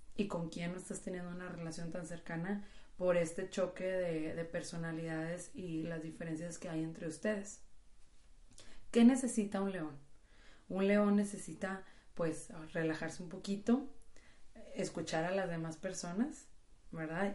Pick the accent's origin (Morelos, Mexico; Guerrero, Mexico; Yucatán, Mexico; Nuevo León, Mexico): Nuevo León, Mexico; Monterrey; como buenas regias